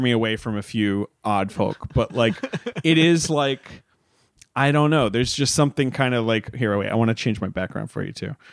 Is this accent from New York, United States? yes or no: yes; Long Island, New York, United States; moved away as an adult; also born or lived in Los Angeles; I'm from Long Island